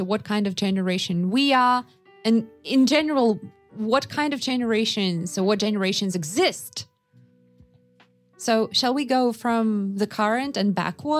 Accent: Yakutsk, Sakha Republic, Russia; And I was born and raised in Yakutsk, so it was not a big city. It was basically, we call it an island because it's basically cut off from the rest of Russia. You can only get there by plane.

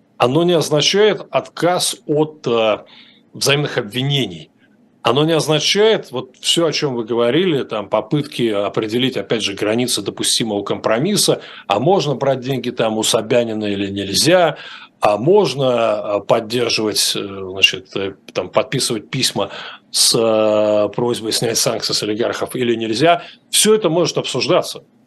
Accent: Russia; now in United States; Я сказал, что из России

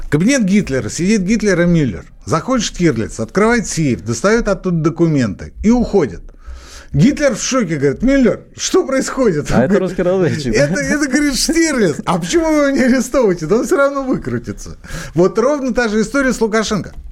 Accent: Belarus; Я еще поляк. Я скорее белорус. Я скорее белорус.

